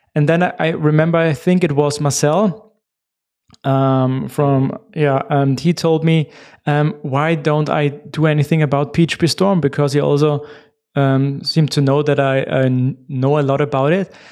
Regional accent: Austria; first language German; English is a second language; I'm from Austria

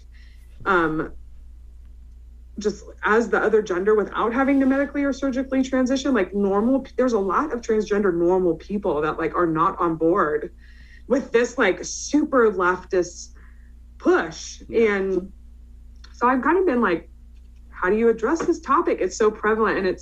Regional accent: San Francisco Bay Area, California, United States; I grew up in the San Francisco Bay Area.

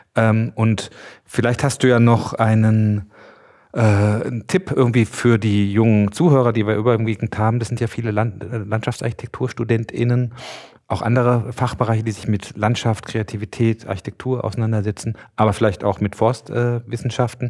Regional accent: Mecklenburg-Vorpommern, Germany; bei uns in Mecklenburg

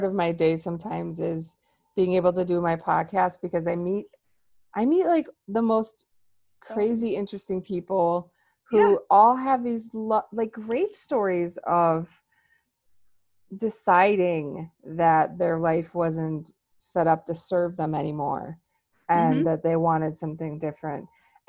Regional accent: United States; And I am American.

